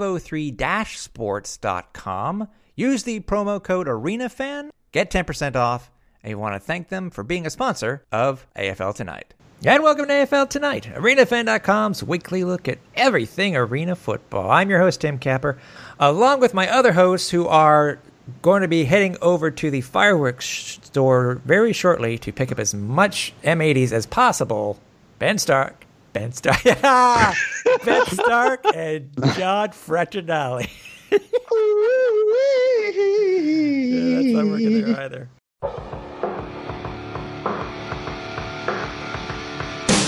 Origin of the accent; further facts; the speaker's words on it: Canada; I'm proud Canadian.